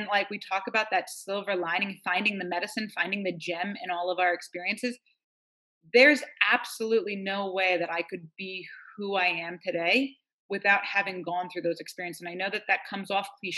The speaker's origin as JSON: {"language": "English", "region": "New York", "country": "United States", "moved": "yes", "lives_now": "Northern California, United States", "said": "I'm from New York, and I live out here in Northern California, in the mountains."}